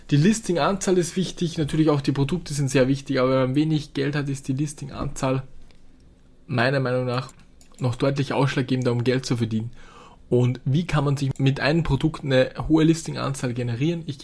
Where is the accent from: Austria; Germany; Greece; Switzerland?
Austria; bei uns in Österreich Gott sei Dank riesengroße Bauern, die auch Hallen haben, die komplett leer stehen.